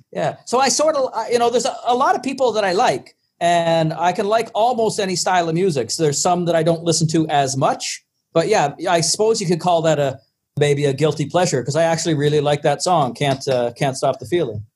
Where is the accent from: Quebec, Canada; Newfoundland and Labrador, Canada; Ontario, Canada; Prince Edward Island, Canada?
Prince Edward Island, Canada; Charlottetown; born or raised there